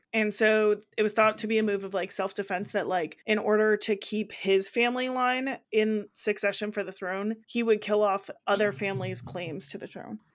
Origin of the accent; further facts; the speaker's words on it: United States; we're American